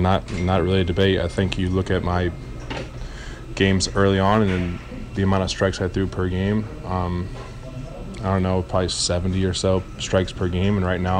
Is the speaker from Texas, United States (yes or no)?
no; Pleasanton, California, United States; I'm from Pleasanton, and this is A's Baseball.